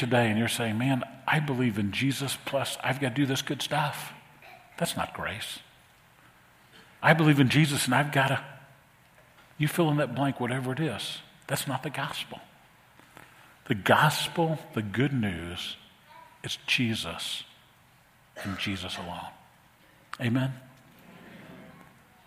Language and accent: English; New Orleans, Louisiana, United States; When I was a kid growing up in New Orleans, we had a great youth group